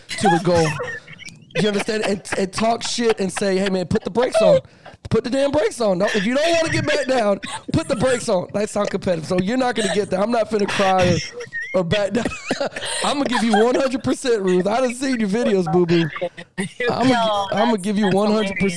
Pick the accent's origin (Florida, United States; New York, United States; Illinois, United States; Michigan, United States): Florida, United States; Miami; I was born in Miami when crack was going on.